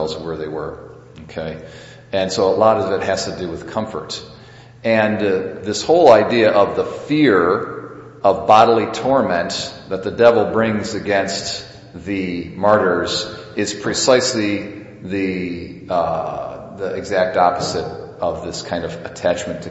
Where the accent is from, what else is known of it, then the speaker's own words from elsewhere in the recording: United States; we as American Catholics